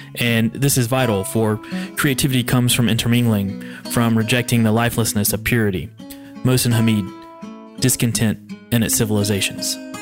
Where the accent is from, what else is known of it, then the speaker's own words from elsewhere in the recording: Kentucky, United States; moved away; born and raised in the heart of Kentucky's bourbon country. Growing up in my rural Kentucky hometown